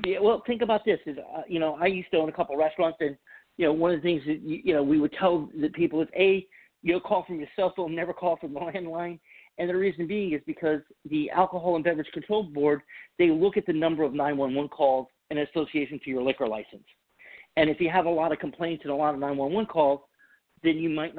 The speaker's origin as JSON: {"language": "English", "region": "the Bible Belt", "country": "United States", "moved": "yes", "said": "I'm from the Bible Belt"}